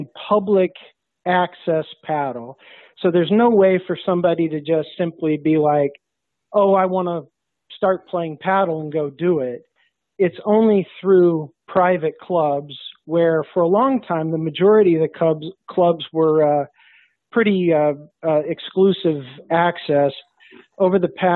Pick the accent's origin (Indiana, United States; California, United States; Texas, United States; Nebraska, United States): Indiana, United States; South Bend; moved away as an adult; now in Cincinnati, United States; I grew up in South Bend, Indiana